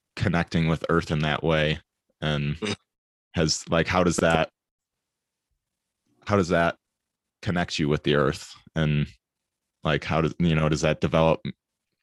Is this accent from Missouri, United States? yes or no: no; Michigan, United States; I come from Michigan and kind of just like the suburbs and stuff